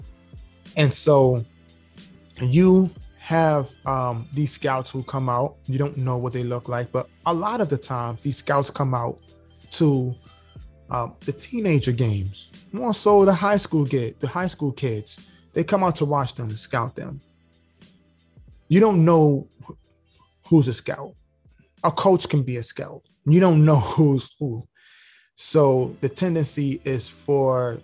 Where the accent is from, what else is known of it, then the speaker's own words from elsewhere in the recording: New York City, New York, United States; moved away as an adult; now in Georgia, United States; I live here in Georgia, but I'm from New York, right? And I'm 38 years old now. I moved out of New York when I was about 32. Prior to that, in New York City, the Bronx